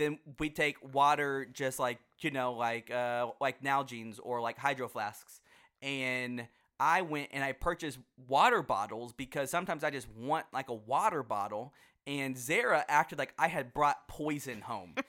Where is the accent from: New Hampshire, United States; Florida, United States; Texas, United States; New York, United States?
Texas, United States; Houston; now in Dallas, United States; I grew up in Houston, which is in Texas